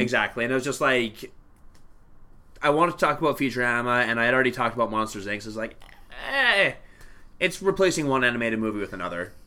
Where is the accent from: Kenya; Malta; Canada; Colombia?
Canada; as a Canadian